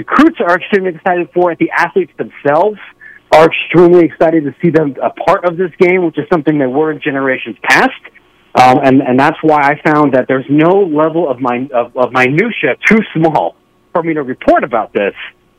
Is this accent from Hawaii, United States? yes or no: no; Ohio, United States; I grew up in Ohio